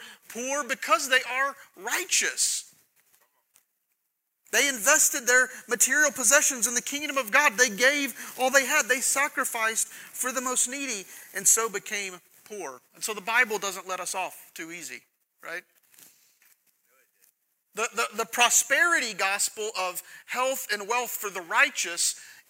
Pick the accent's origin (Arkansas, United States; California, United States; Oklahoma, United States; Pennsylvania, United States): Oklahoma, United States; now in Texas, United States; I'm from Oklahoma